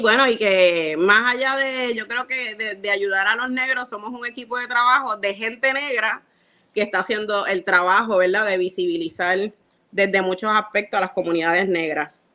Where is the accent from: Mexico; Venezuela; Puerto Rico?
Puerto Rico; Carolina; also born or lived in Santurce, San Juan, Puerto Rico; Yo me crié en Carolina y entre Carolina y Santurce con un montón de hombres negros